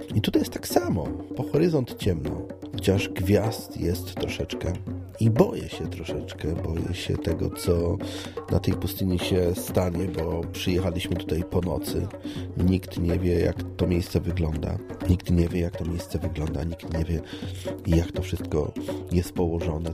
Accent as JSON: {"language": "Polish", "town": "Poznań", "region": "Greater Poland", "country": "Poland", "said": "Ja jestem z Poznania"}